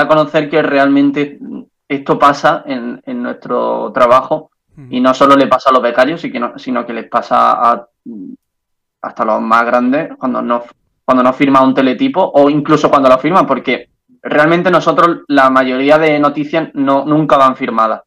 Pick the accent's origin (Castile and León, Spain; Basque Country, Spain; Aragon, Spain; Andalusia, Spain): Andalusia, Spain; accent: Andalusian; moved away as an adult; now in Brussels, Belgium; acento andaluz